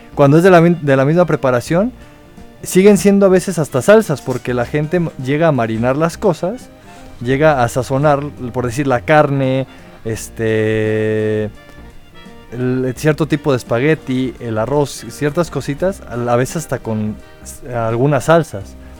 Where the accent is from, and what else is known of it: Mexico